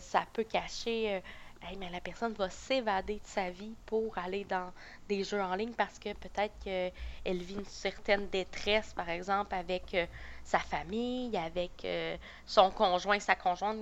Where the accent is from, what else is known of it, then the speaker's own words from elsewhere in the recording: Beauce, Quebec, Canada; moved away as an adult; also born or lived in Sherbrooke; je viens de la Beauce